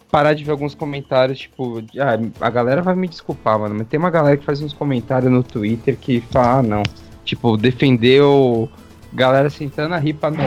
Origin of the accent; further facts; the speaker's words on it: Brazil; Eu sou brasileiro com muito orgulho, com muito amor.